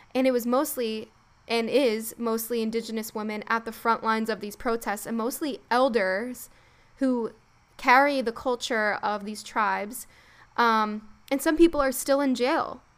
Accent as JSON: {"language": "English", "region": "East Coast", "country": "United States", "said": "we're from the East Coast, and now in the United States"}